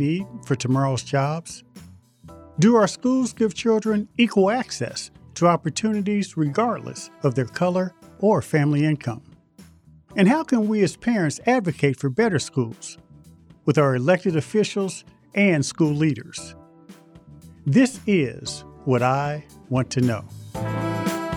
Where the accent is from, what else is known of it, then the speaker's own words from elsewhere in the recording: Indianapolis, Indiana, United States; growing up in Indianapolis